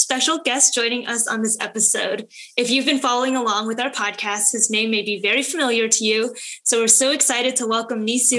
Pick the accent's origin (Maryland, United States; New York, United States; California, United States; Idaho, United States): California, United States; the Bay Area; first language English; both Ellen and I are Chinese Americans who grew up in the Bay Area